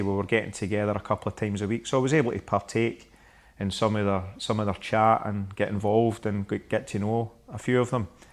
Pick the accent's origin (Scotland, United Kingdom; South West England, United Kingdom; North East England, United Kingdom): Scotland, United Kingdom; Glasgow; I am from Glasgow